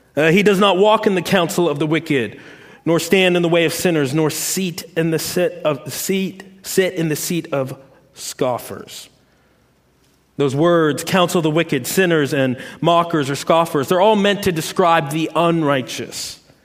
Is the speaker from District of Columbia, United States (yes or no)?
yes; Washington, District of Columbia, United States; moved away as an adult; now in the South, United States; I'm from Washington, D.C., uh, moving to the South